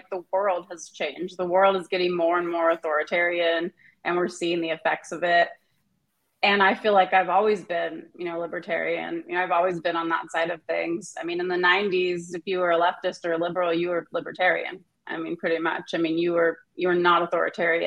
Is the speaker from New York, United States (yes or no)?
no; Southern California, United States; also born or lived in Santa Cruz, California; now in Portland, United States; I'm from Southern California originally